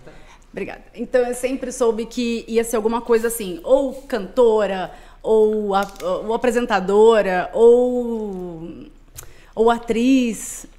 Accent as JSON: {"language": "Portuguese", "region": "Minas Gerais", "country": "Brazil", "moved": "as an adult", "lives_now": "São Paulo, Brazil", "said": "Sou mineira."}